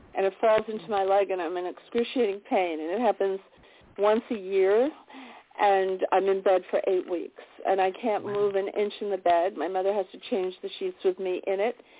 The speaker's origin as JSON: {"language": "English", "town": "New York City", "region": "New York", "country": "United States", "tie": "born or raised there", "said": "I was born in New York City, right in Manhattan"}